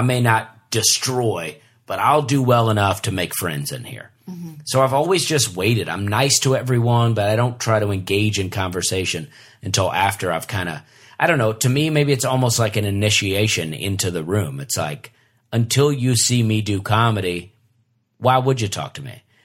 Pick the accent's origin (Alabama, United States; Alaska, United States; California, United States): Alabama, United States; we're all from Alabama